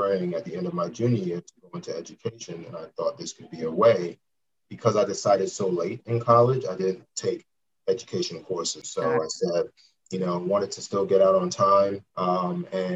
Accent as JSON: {"language": "English", "town": "New York City", "region": "New York", "country": "United States", "tie": "born or raised there", "said": "I'm from Brooklyn, New York, born and raised."}